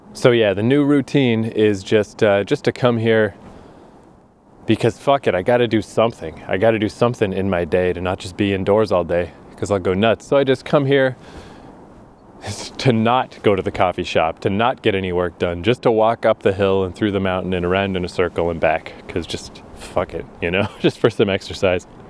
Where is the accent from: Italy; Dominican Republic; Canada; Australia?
Canada; Fredericton, New Brunswick; moved away as an adult; also born or lived in Toronto / Japan; coming back to my hometown